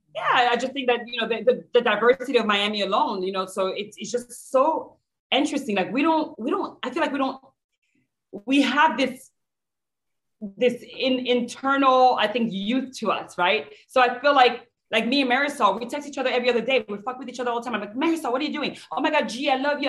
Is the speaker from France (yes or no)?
yes; France; now in United States; I'm from France